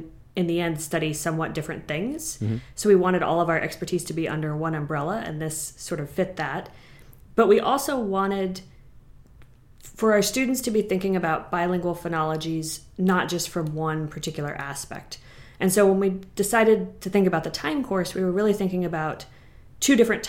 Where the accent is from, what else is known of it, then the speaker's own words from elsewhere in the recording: Kentucky, United States; now in Vancouver, Canada; I'm actually originally from Kentucky, so I'm super excited to be coming back home